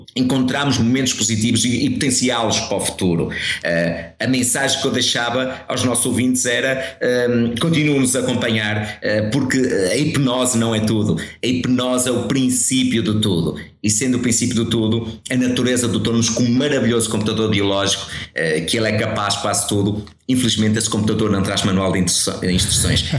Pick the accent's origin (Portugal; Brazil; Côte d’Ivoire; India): Portugal; Guimarães, Braga; now in Porto, Portugal; eu vivo no Porto um, ehm, e sou natural de Guimarães, mas vivo atualmente no Porto